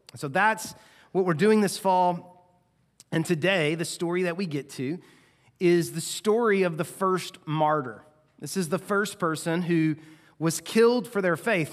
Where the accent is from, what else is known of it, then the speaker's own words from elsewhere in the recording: United States; we as American Christians